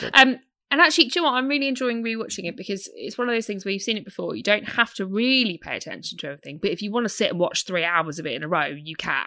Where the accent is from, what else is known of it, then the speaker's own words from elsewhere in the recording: United Kingdom; I'm British.